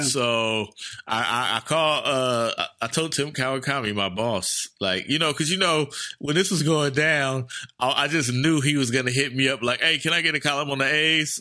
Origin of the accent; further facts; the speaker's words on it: Oakland, California, United States; I'm from East Oakland